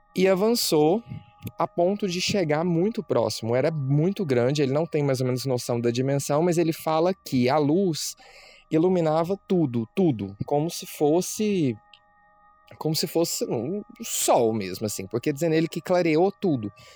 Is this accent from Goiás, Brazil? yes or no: yes; Anápolis, Goiás, Brazil; nós somos de Anápolis, que é uma cidade que fica próxima de Goiânia